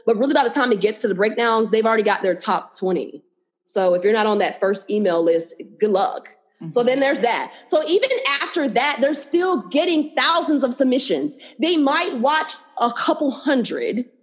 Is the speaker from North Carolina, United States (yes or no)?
yes; North Carolina, United States; moved away; also born or lived in Georgia; I grew up in North Carolina. Sometime in Georgia, like when I was younger